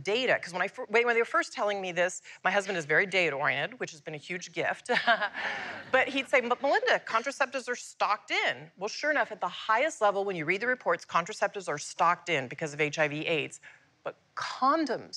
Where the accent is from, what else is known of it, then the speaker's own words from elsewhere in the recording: United States; I was born in the United States